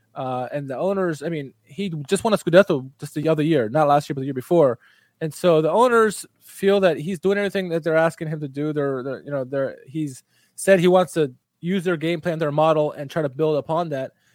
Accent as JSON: {"language": "English", "country": "United States", "said": "as an American"}